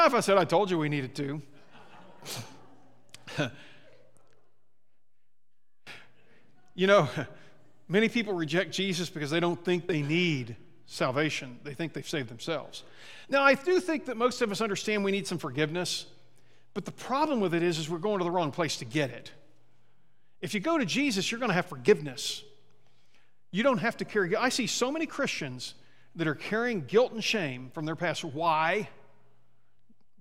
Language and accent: English; Midwest, United States; now in Sierra Vista, United States; I'm from the Midwest